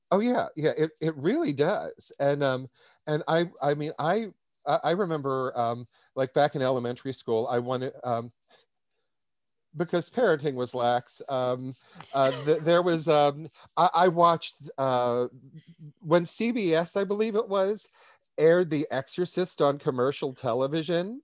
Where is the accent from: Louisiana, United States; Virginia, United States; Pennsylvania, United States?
Pennsylvania, United States; Pittsburgh; moved away as an adult; now in New York City, United States; I'm originally from Pittsburgh, Pennsylvania, um, born, raised, educated